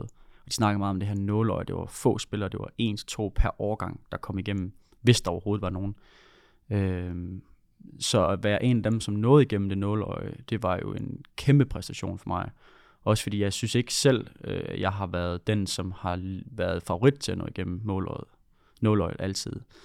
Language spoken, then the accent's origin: Danish; Funen, Southern Denmark, Denmark; accent: Funen dialect; also born or lived in Odense; now in Horsens, Denmark; Jeg er Fynbo